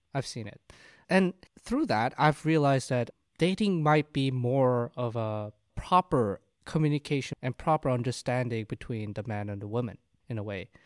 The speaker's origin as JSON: {"language": "English", "country": "South Korea", "moved": "yes", "said": "I'm from Korea"}